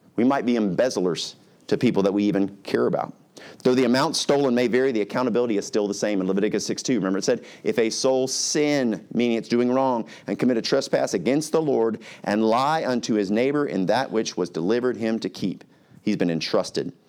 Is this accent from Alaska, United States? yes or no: yes; Alaska, United States; When I was little, we grew up in Alaska